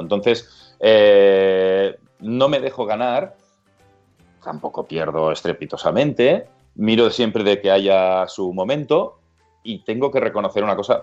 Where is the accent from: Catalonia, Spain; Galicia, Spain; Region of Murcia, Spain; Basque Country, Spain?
Catalonia, Spain; Vilanova i la Geltrú; also born or lived in London / Australia; Yo soy de Villanova y Les Autru, que estamos a 40 kilómetros de Barcelona.